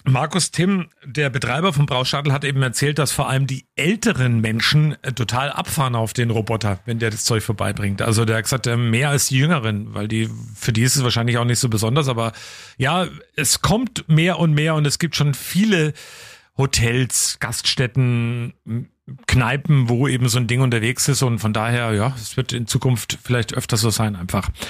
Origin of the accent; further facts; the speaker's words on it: Coburg, Bavaria, Germany; hier bei uns vor der Haustür in Coburg, also bei mir in meiner Heimat der Keimberger Forst